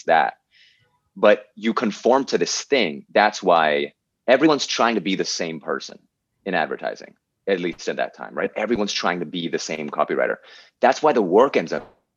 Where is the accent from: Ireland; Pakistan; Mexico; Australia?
Pakistan; moved away as an adult; I'm just here from Pakistan, right? Like I'm three paychecks away from having to move back to Pakistan